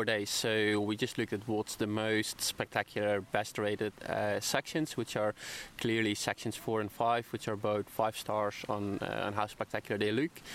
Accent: Netherlands; now in Brisbane, Australia; I'm from the Netherlands, but I live in Brisbane at the moment

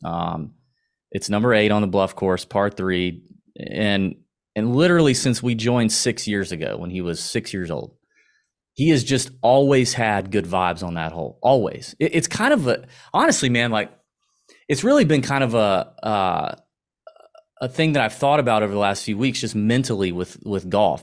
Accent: Augusta, Georgia, United States; accent: Southern; We both born and raised in Augusta, Georgia

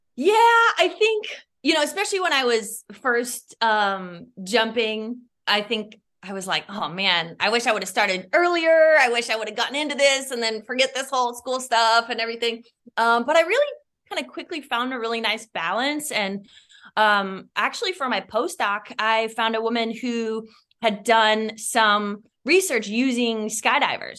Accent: Iowa, United States; moved away; also born or lived in Chicago; I grew up in Iowa on, on, on a farm

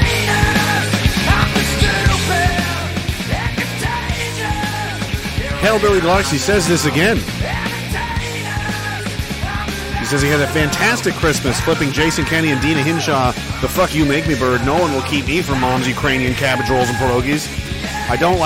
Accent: Canada; I'm from the East Coast

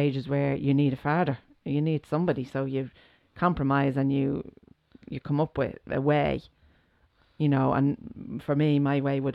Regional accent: Ireland; growing up in Ireland

